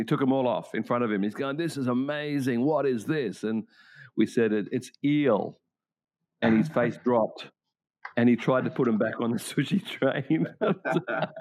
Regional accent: Australia; now in Japan

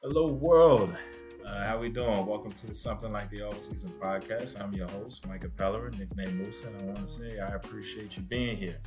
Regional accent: New Orleans, Louisiana, United States; I'm from New Orleans, played football at Hampton University

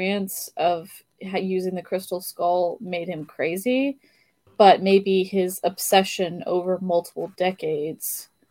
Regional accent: United States; as an American

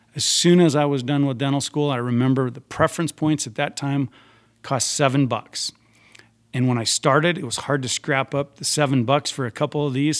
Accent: Spearfish, South Dakota, United States; also born or lived in Deadwood, South Dakota; I was born in Deadwood, uh, quite a few years after uh, Wild Bill was there. Um, the hospital was cheaper than the Spearfish Hospital. I grew up in Spearfish.

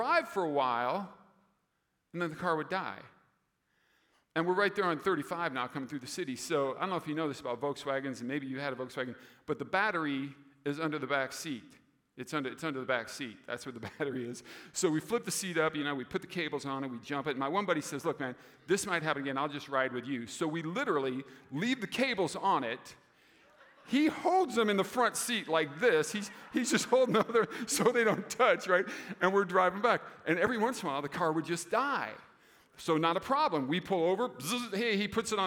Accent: Des Moines, Iowa, United States; moved away as an adult; also born or lived in Roseville, Minnesota; I grew up in Des Moines, so my father still lives there

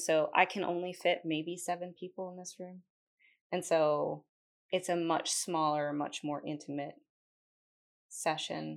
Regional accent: New Jersey, United States; moved away as an adult; also born or lived in Concord, North Carolina / Denver, North Carolina; now in Kannapolis, United States; I am originally from New Jersey

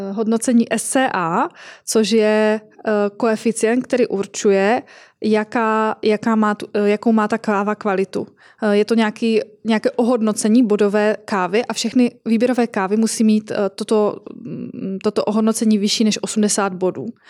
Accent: Moravian-Silesian Region, Czechia; u nás v Moravskoslezském kraji

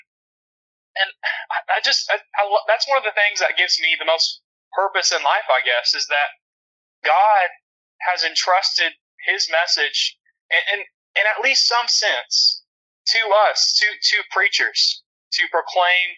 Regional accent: Alabama, United States; moved away as an adult; also born or lived in Memphis, Tennessee; now in Little Rock, United States; I'm originally from Alabama, and that's where all of my family lives still, except for me.

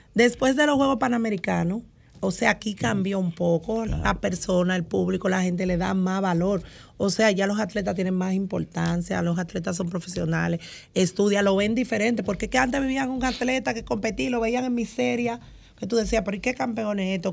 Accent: San Pedro de Macorís, Dominican Republic; allá en San Pedro de Macorís, precisamente de donde yo soy, de Porvenir

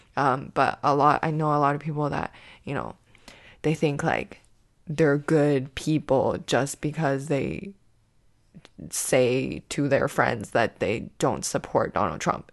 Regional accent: Canada; myself as a Canadian comedian

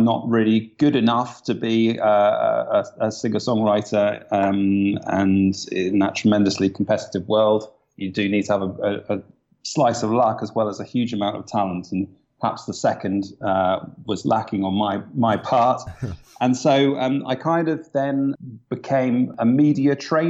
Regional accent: Kingston upon Thames, London, United Kingdom; now in London, United Kingdom; I was born in Kingston upon Thames, a good home counties boy

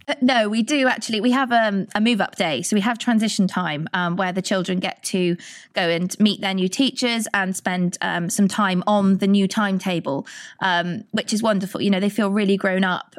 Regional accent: Churchdown, South West England, United Kingdom; I grew up in Churchdown, not far from here

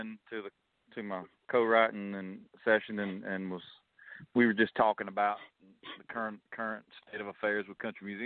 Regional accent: Lyons, Georgia, United States; I was born and raised in South Georgia, a little town called Lyons, Georgia

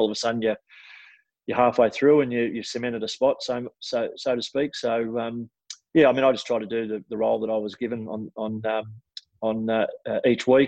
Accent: Frankston, Victoria, Australia; I grew up in Frankston and was zoned to St Kilda

